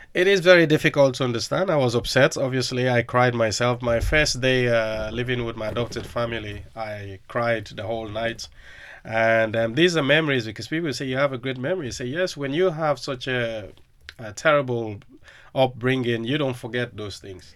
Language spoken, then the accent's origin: English; Freetown, Western Area, Sierra Leone; now in Liverpool, United Kingdom; growing up in Sierra Leone was really tough